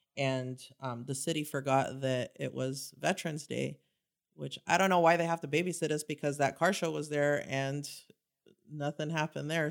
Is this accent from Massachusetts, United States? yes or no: no; Santa Ana, California, United States; I grew up in Santa Ana